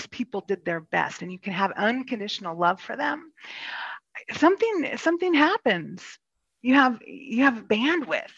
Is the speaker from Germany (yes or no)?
no; Kansas, United States; moved away as an adult; I'm actually from Kansas, and I was raised in a very charismatic evangelical Christian faith